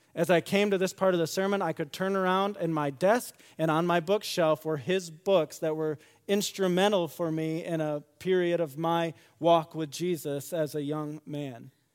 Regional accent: West Michigan, United States; I grew up in West Michigan

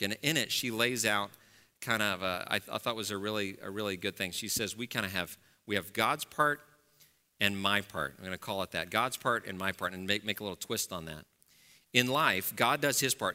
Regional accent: Dallas, Texas, United States; moved away; I grew up in Dallas, as I said, uh, so, and I grew up in a very, uh, wealthy and white part of Dallas, Texas

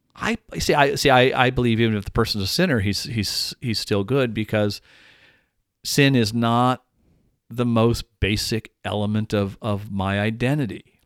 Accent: Dallas, Texas, United States; now in Madison, United States; I'm originally from Dallas, and I learned to drive in Dallas

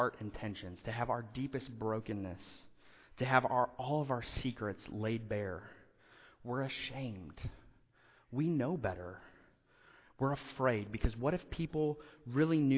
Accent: Indiana, United States; moved away; where I grew up in Indiana, homes have basements

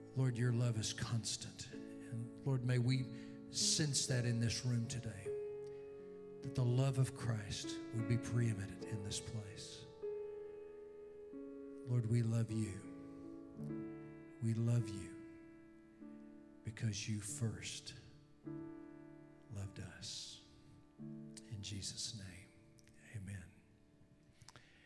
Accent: Louisiana, United States; I'm from Louisiana

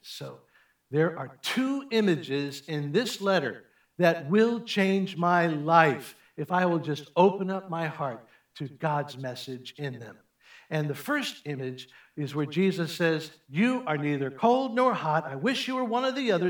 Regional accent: Chicago, Illinois, United States; I grew up in Chicago

